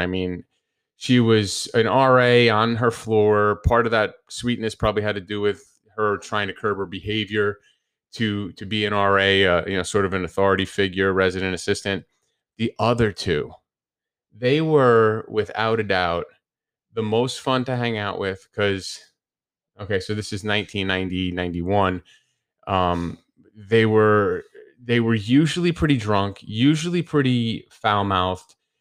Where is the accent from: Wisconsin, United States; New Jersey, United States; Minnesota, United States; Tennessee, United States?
New Jersey, United States; moved away; people that I grew up with in New Jersey